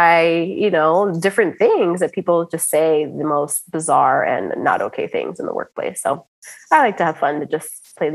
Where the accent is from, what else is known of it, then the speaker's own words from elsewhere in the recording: United States; as a American born, my parents are, you know, of Cuban descent